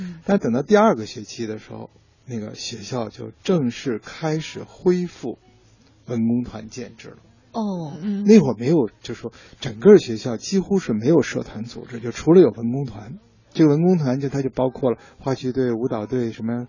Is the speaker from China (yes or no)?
yes; Beijing, China; 对，虽然不标准，但咱也是北京土生土长，